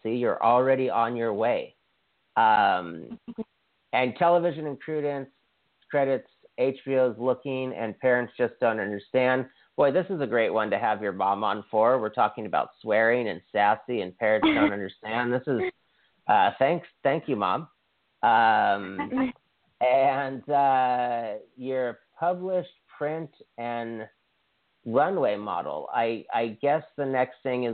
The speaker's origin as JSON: {"language": "English", "region": "Hawaii", "country": "United States", "tie": "born or raised there", "said": "I'm from Hawaii, and Dwayne Johnson is from the island I went to high school on"}